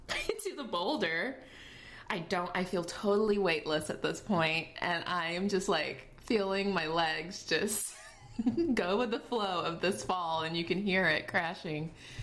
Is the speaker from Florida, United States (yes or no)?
yes; Fort Lauderdale, Florida, United States; also born or lived in Jamaica; My nationality is Jamaican. I was born in Jamaica. But I've been in the States since I was 3 years old. But I used to go back every summer to visit my father. And then I grew up in Fort Lauderdale, in between Fort Lauderdale and Miami area.